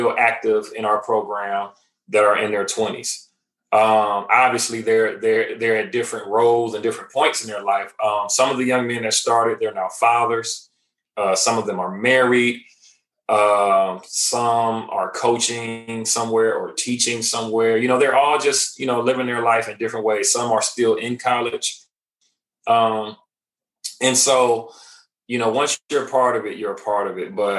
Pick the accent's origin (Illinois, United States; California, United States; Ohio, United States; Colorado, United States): Ohio, United States; Cleveland; also born or lived in Nashville area, Tennessee; now in Nashville, United States; I'm originally from Cleveland, Ohio. I currently reside in Middle Tennessee, which is the Nashville area